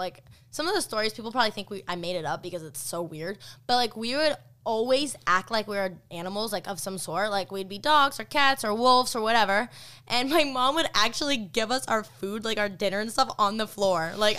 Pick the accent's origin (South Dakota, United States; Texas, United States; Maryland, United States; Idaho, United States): Idaho, United States; Rexburg; I actually have, my old house I grew up in Rexburg, and it was built on a Indian burial ground.